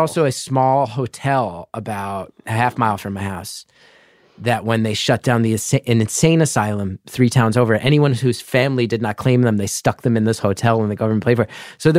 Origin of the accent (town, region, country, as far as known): New Jersey, United States; born or raised there